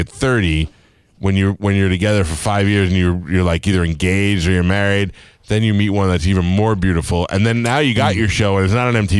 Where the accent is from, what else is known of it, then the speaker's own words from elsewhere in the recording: New York City, New York, United States; I grew up in Staten Island, which is the white Harlem.